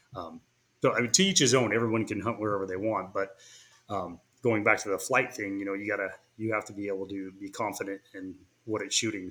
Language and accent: English; California, United States; moved away as an adult; now in Boise, United States; I was initially from California